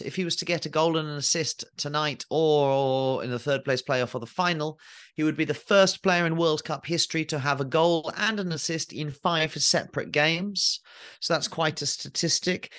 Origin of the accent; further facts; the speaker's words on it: England, United Kingdom; as an English person, as a twelve-year-old or thirteen-year-old